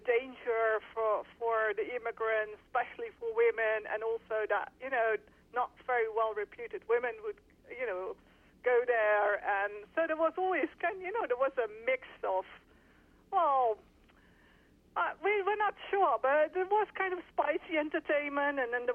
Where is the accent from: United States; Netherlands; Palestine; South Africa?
Netherlands; I'm from the Netherlands.